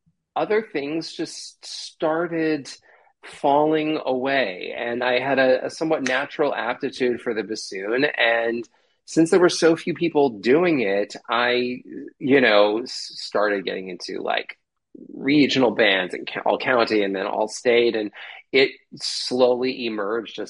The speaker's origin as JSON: {"language": "English", "region": "New Jersey", "country": "United States", "moved": "yes", "said": "I'm from New Jersey originally"}